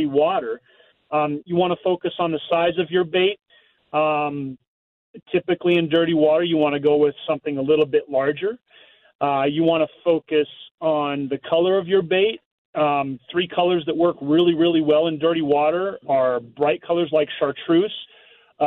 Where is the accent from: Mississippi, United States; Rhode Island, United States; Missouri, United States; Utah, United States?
Missouri, United States; I grew up in Missouri where we had to fish dirty water